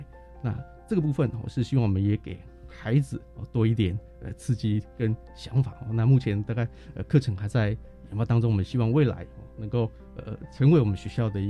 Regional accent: Chiayi, Chiayi City, Taiwan; 到我们嘉义市的东市场，哦，这个是我们嘉义人的灶咖，去看看我们嘉义人的一个饮食的文化等等，还有我们这个呃像嘉义的特别的餐点

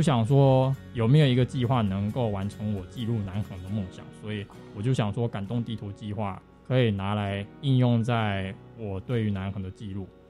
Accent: Taipei, Taiwan; moved away as an adult; now in Taitung, Taiwan; 我是台北人

